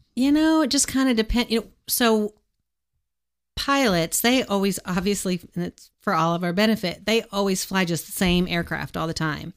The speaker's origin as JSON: {"language": "English", "town": "Edmond", "region": "Oklahoma", "country": "United States", "tie": "born or raised there", "said": "I grew up in Edmond"}